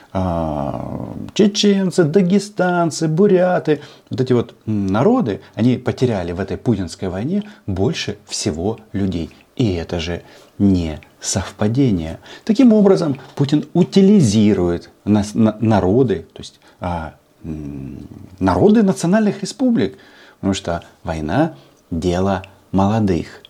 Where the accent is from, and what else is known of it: Ukraine